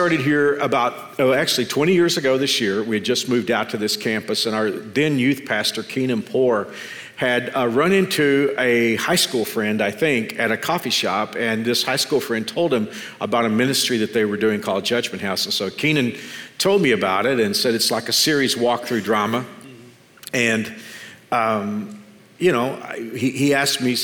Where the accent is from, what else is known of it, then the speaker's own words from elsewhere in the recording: Texas, United States; grew up in the same community I grew up in Texas